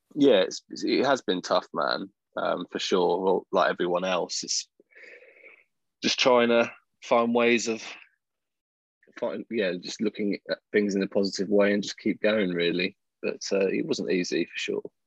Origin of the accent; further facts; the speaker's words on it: Chelmsford, East of England, United Kingdom; moved away; i was born in Chelmsford, Essex.